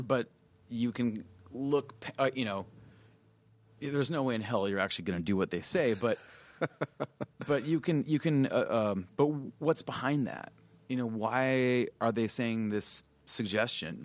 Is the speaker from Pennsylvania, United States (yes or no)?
no; Mesa, Arizona, United States; we grew up in in Mesa, which is an eastern suburb of Phoenix